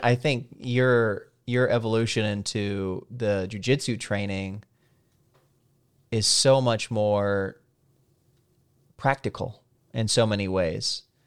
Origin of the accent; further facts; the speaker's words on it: Salem, Missouri, United States; moved away as an adult; now in Washington, D.C. area, United States; I grew up in Salem, Missouri